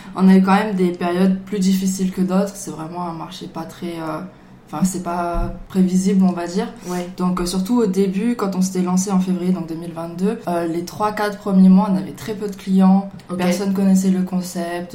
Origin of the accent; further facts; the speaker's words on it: Marseille, Provence-Alpes-Côte d'Azur, France; je viens de Marseille